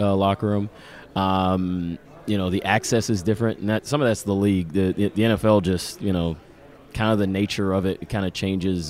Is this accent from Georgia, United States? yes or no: yes; Atlanta, Georgia, United States; now in New York, United States; I grew up in Atlanta